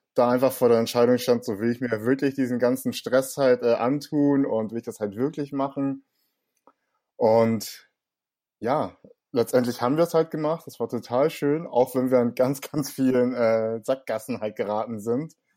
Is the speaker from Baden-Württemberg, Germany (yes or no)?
no; Hamburg, Germany; accent: Hamburger Slang; ich bin in Langhorn aufgewachsen, im Norden von Hamburg